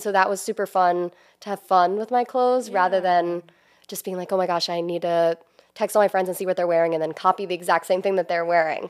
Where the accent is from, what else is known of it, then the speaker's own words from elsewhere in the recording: New Jersey, United States; moved away as an adult; now in Maryland, United States; I'm originally from South Jersey. I ended up here because I went to University of Maryland, and then I just stayed in the area.